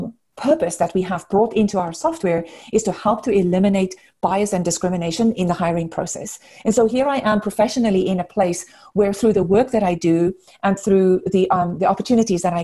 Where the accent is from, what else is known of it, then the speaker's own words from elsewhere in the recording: South Africa; moved away as an adult; now in United States; I grew up in South Africa. I spent most of my kind of childhood and adult years in South Africa, grew up there. I came to the US about 20 years ago, so this is definitely home